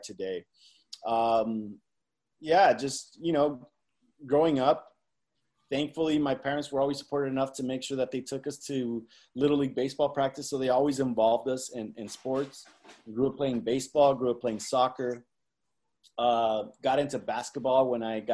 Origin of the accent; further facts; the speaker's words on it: California, United States; also born or lived in Zacatecas, Mexico; I was born here in California, but I've also lived 3 years in Zacatecas, Mexico